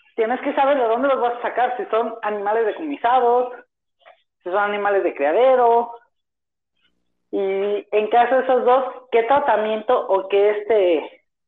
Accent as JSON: {"language": "Spanish", "town": "Zapopan", "region": "Jalisco", "country": "Mexico", "tie": "born or raised there", "said": "Nacido en Zapopan, Jalisco, estoy estudiando en la Universidad de Guadalajara"}